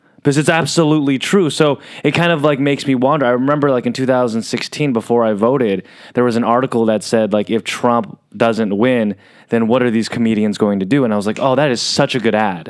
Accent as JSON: {"language": "English", "town": "San Diego", "region": "California", "country": "United States", "said": "I'm from San Diego"}